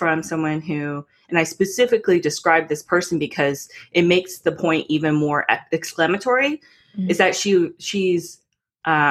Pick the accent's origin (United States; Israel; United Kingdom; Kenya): United States; Texas; I might be Korean, born and raised in Texas, conceived in Texas.